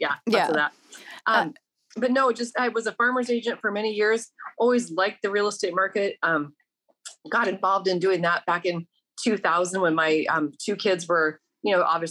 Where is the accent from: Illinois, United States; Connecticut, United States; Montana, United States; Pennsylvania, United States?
Montana, United States; moved away as an adult; also born or lived in Flathead Lake, Montana; now in Las Vegas, United States; In Vegas itself, I've only been down here about 5 years. I am born and raised in Montana. And in fact, you know, everybody that's watching the lovely Yellowstone show, that's actually where I was born and raised, right outside of Yellowstone Park.